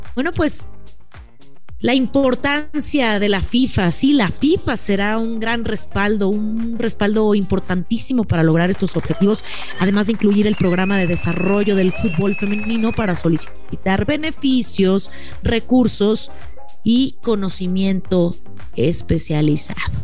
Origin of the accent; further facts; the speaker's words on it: Mexico; nuestras mujeres mexicanas